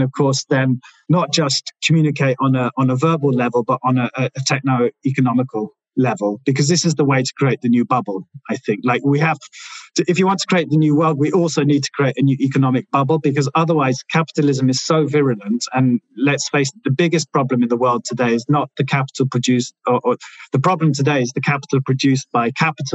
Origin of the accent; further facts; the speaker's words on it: London, United Kingdom; also born or lived in Milan; when I grew up in London, and when you come from London